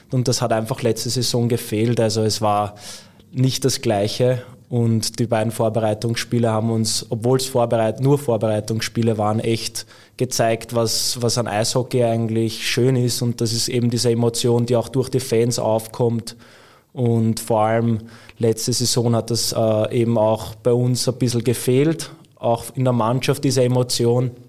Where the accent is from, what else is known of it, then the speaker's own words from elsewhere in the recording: Vienna, Austria; now in Villach, Austria; Ja, also ich glaube, äh, man hört es vielleicht, ich bin Wiener, deswegen ähm, habe ich jetzt nicht in meinen Nachwuchszeiten so viel aus Villach mitbekommen.